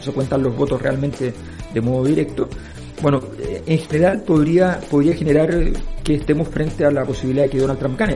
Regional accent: Chile; los chilenos decíamos

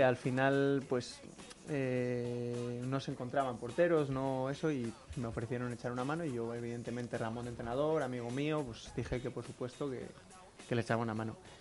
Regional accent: León, Castile and León, Spain; yo soy de aquí de León y vivía con mis padres

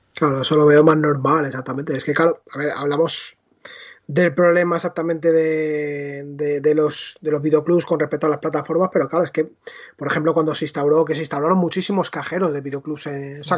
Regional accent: Leganés, Community of Madrid, Spain; mi videoclub de Leganés

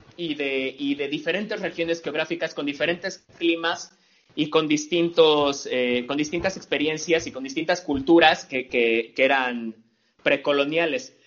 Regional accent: Mexico City, Mexico; de donde yo soy, de la Ciudad de México

